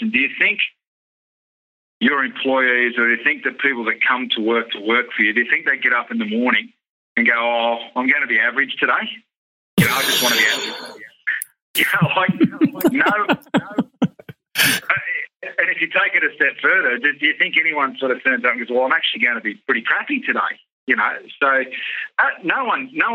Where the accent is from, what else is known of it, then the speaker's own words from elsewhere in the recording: Sydney, New South Wales, Australia; I grew up in Western Suburbs of Sydney